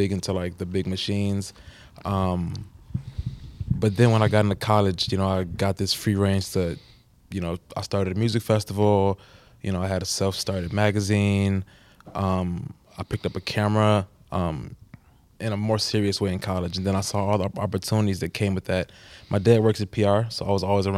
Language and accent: English; Texas, United States; now in Chicago, United States; Been a Chicago guy for a while, but born in Texas